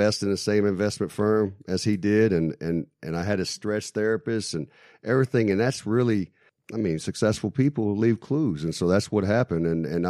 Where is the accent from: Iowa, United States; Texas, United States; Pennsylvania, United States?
Texas, United States; I'm from Texas, man.